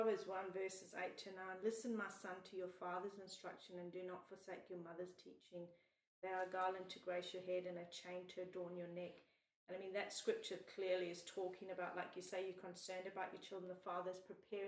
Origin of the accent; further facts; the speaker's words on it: South Africa; now in Australia; us growing up in South Africa